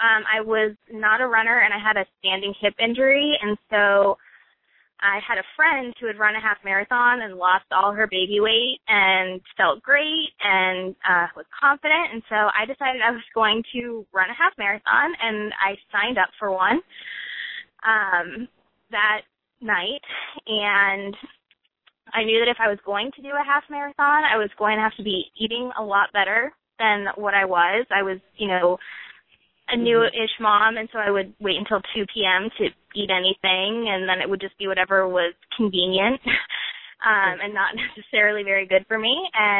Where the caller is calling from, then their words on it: Pikeville, North Carolina, United States; Yes, I'm in Pikeville, North Carolina.